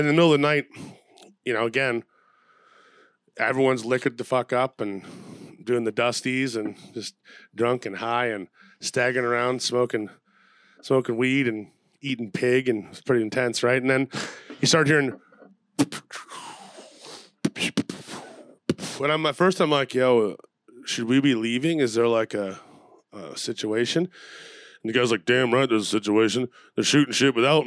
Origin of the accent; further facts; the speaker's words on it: Canada; I'm from Canada